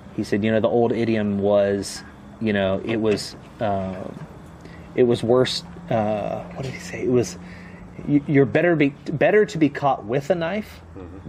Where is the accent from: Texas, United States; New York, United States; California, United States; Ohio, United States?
Ohio, United States; Southwest; moved away as an adult; I grew up in Southwest Ohio